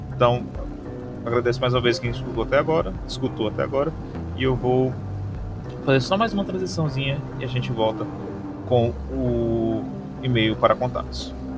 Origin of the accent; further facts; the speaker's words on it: Maranguape, Ceará, Brazil; aqui na cidade onde eu nasci e vivo até hoje, Maranguape, Ceará